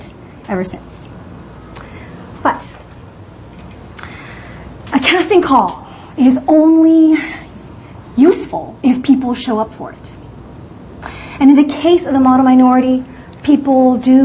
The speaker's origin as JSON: {"language": "English", "region": "California", "country": "United States", "said": "I am from California, but I used to come to New York City a lot"}